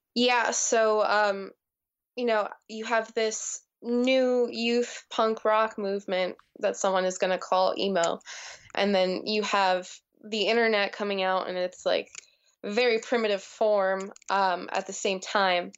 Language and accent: English; New Jersey, United States; growing up in New Jersey